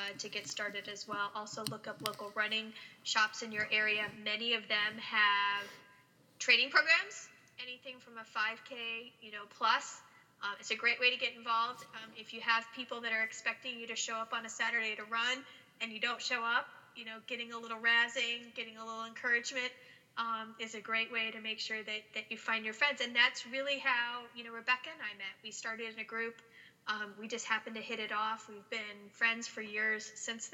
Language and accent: English; Ohio, United States; also born or lived in Orlando, Florida; now in Arizona, United States; I grew up in Ohio